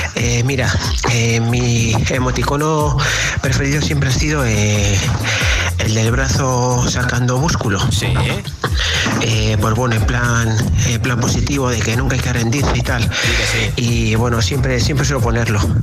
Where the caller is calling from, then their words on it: Irún, Basque Country, Spain; te llamo desde Irún, Guipúzcoa